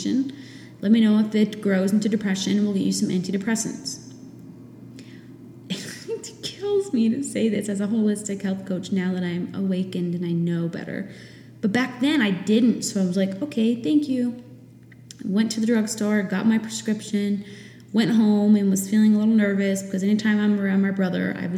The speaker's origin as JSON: {"language": "English", "region": "New Hampshire", "country": "United States", "tie": "born or raised there", "moved": "as an adult", "said": "once I got married and moved away from my home state of New Hampshire"}